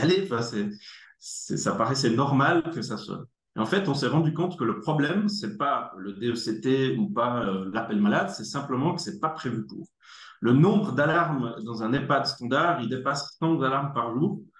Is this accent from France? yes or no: no; Neuchâtel, Switzerland; accent: neuchâtelois; moved away; also born or lived in Germany; je suis né en Allemagne, j'habite en Suisse depuis très très longtemps. Et c'est pour ça que j'ai un bel accent neuchâtelois